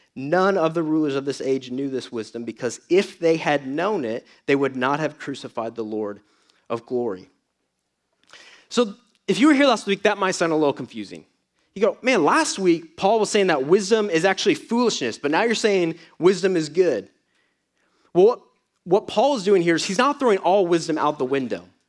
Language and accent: English; Atlanta, Georgia, United States; moved away; I come from Atlanta